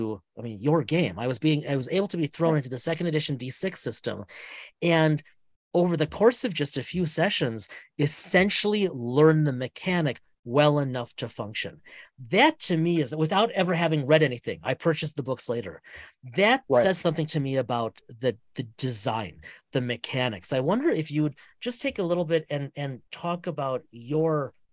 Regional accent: Wisconsin, United States; moved away; my hometown, back in Wisconsin

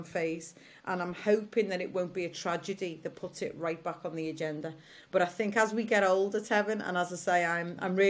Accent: Liverpool, North West England, United Kingdom; I come from Alton in Liverpool and it's lovely

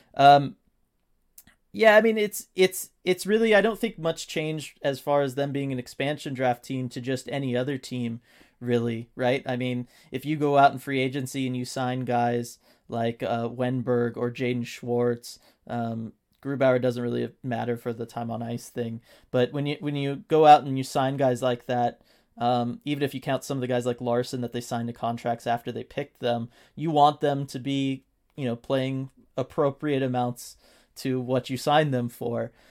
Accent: Southern California, United States; we are not native to Seattle. We are from Southern California

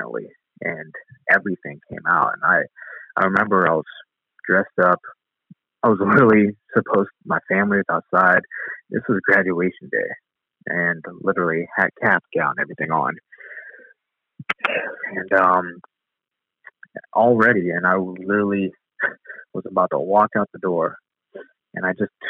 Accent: Youngstown, Ohio, United States; my hometown in Youngstown, Ohio

